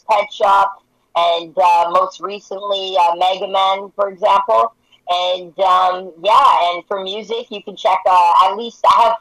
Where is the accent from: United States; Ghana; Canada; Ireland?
Canada; Penticton, British Columbia; my hometown of Penticton.